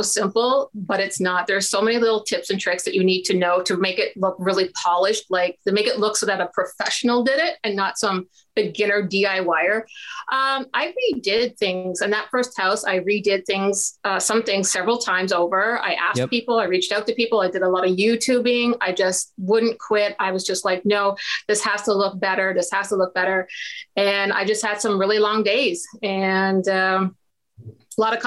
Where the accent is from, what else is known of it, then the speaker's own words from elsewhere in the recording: Ontario, Canada; I'm a Canadian investor, specifically here in Ontario, Canada